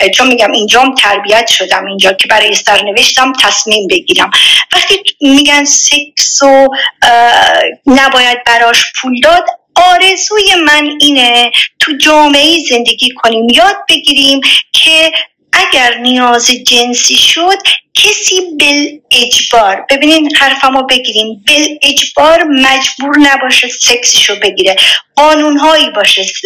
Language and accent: Persian; Iran; now in Switzerland; با جمعیت سی و خورده میلیونی از ایران اومدم بیرون